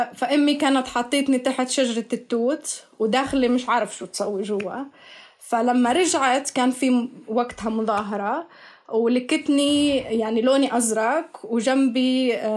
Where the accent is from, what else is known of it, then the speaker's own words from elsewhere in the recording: Bethlehem, West Bank, Palestine; moved away as an adult; also born or lived in United Kingdom / Netherlands; now in Edinburgh, United Kingdom; أنا لاجئة فلسطينية انولدت وتربيت في مخيم عايدة للاجئين في بيت لحم